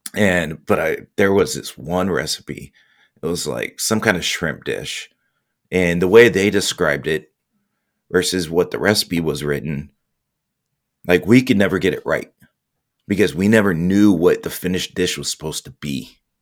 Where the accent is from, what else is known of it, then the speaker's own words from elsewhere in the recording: Orange County, Southern California, United States; moved away as an adult; also born or lived in Indianapolis / Dallas; born and raised Southern California, Orange County